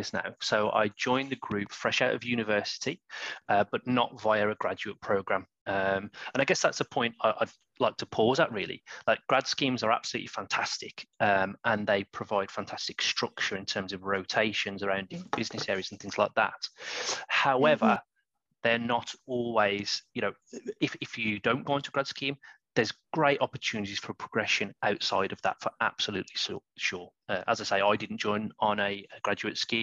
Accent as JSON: {"language": "English", "region": "West Midlands", "country": "United Kingdom", "said": "I'm from the West Midlands, and I'm sure that accent is coming through loud and clear"}